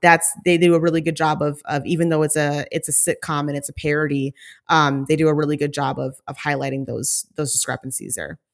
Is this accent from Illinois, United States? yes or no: no; Saint Paul, Minnesota, United States; moved away; also born or lived in Washington, D.C.; I grew up in the Minneapolis, Saint Paul surrounding area